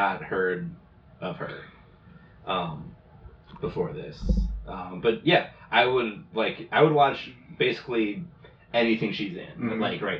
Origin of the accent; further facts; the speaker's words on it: United States; I'm American.